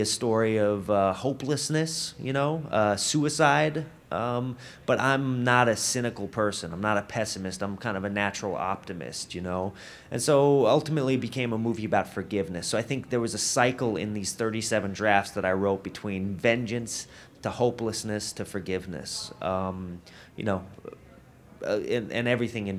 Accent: Denver, Colorado, United States; I'm from Denver

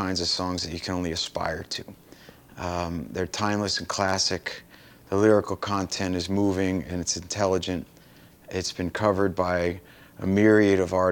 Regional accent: Middlesex County, New Jersey, United States; Where we grew up in Middlesex County, New Jersey

